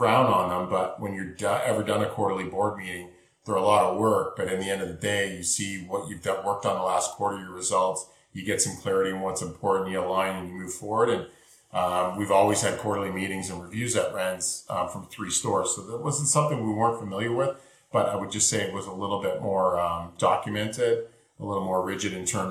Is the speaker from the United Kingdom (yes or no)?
no; Canada; Being Canadian